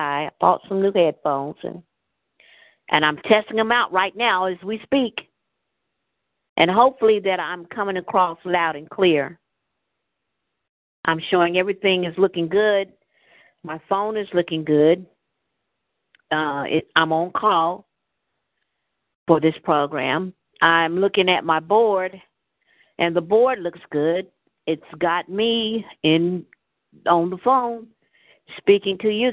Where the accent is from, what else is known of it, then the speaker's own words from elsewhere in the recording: United States; I live here on this land called America, Turtle Island